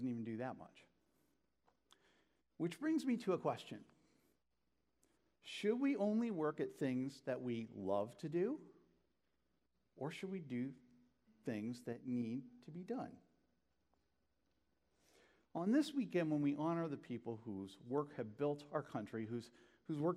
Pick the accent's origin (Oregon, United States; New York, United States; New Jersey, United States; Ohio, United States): Ohio, United States; Northeast; born or raised there